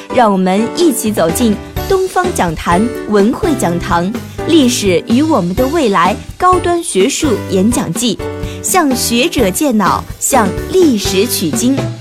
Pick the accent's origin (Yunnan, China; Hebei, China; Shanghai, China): Shanghai, China; 我们心中涌起的是作为上海人的骄傲